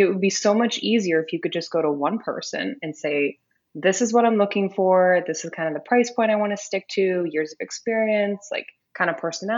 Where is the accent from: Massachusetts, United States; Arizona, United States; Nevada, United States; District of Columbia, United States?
Nevada, United States; Las Vegas; I was born and raised in Las Vegas